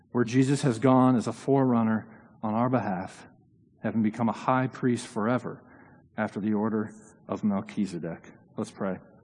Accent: Indiana, United States; now in New Haven, United States; I grew up in Indiana

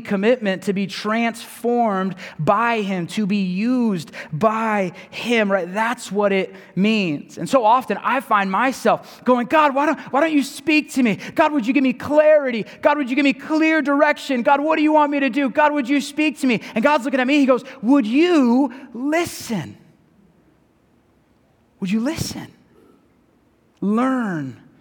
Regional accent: San Diego, California, United States; moved away; Growing up in San Diego, my family is Padres fans when it comes to baseball

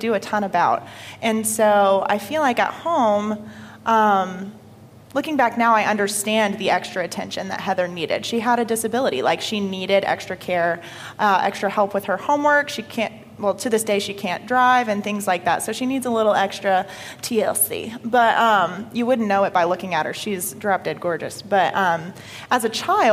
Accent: Paulding County, Georgia, United States; also born or lived in Marietta, Georgia; Moved to good old Paulding County when I was about five to start grade school

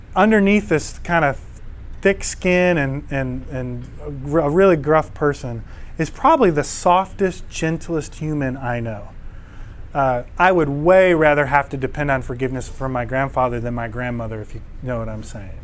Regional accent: Eastpointe, Michigan, United States; moved away; also born or lived in Rochester Hills, Michigan; I grew up in East Detroit

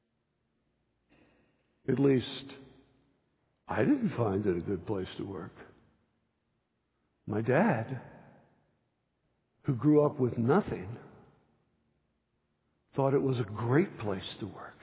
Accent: New Jersey, United States; I grew up in New Jersey eating grits

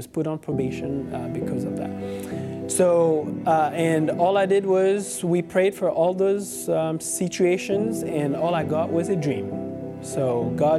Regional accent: Gabon; moved away; I'm from Gabon, a small country in West Central Africa. Growing up, we didn't have a lot of money

